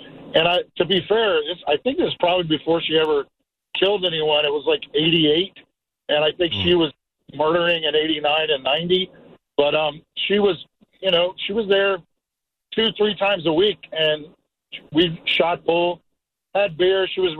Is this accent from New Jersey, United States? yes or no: no; Daytona Beach, Florida, United States; I'm from Daytona Beach